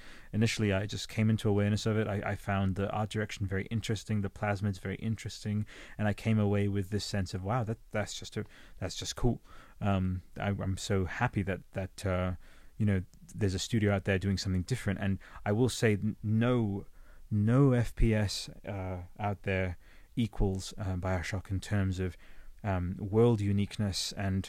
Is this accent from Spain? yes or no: no; Australia; moved away; Sometimes the Australian will just slip in there, rice, the human race. I am Australian, but I never really absorbed the accent, even though I've been here for over 27 years, so there you go.